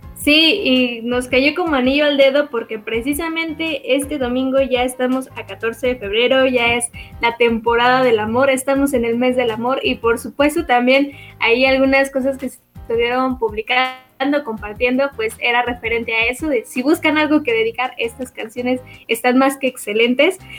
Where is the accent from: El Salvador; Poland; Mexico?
Mexico; como buena mexicana